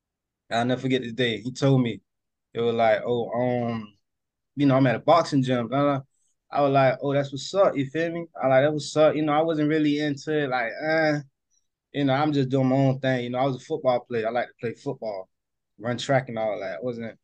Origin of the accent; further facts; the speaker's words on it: New Jersey, United States; I'm from North New Jersey.